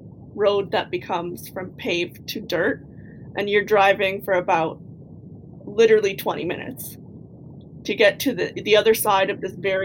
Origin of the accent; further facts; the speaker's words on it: Kahnawake, Quebec, Canada; I'm from Ganawage and the St. Lawrence Seaway was imposed on my community